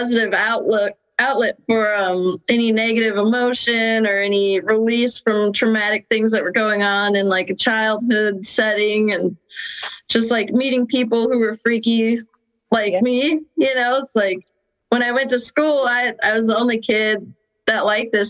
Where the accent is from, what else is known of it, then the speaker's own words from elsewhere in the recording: Denver, Colorado, United States; now in Baltimore, United States; I grew up in Denver, Colorado